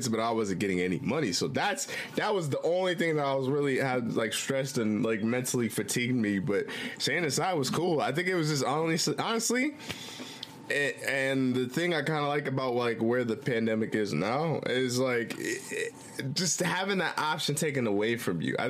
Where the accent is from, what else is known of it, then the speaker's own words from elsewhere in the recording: Midwest, United States; I'm from the Midwest